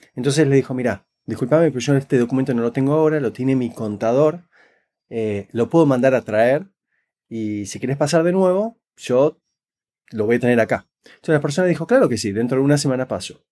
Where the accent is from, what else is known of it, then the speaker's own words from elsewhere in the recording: Buenos Aires, Argentina; now in Canada; nací crecí en Buenos Aires, Argentina